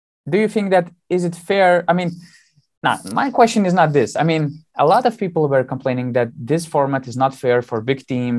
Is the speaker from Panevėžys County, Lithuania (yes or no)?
yes; Panevėžys, Panevėžys County, Lithuania; Lietkabelis, my hometown team